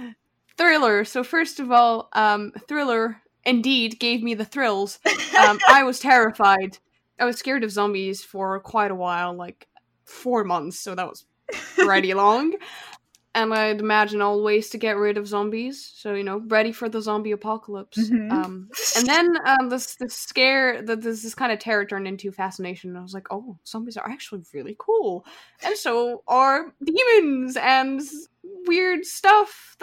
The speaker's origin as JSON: {"language": "English", "area": "Alsace", "region": "Grand Est", "country": "France", "said": "I'm a teen from Northeast France. Alsace, more specifically"}